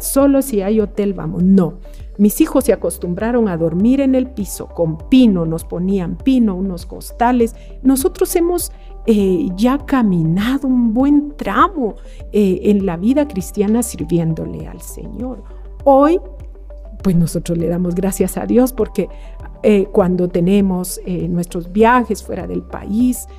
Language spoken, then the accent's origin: Spanish; Quetzaltenango, Guatemala; no tengo familia en Quetzaltenango, de donde yo soy